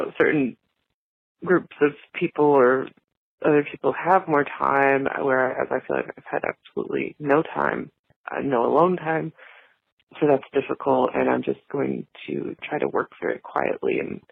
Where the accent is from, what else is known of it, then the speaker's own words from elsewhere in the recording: Indiana, United States; I'm from Indiana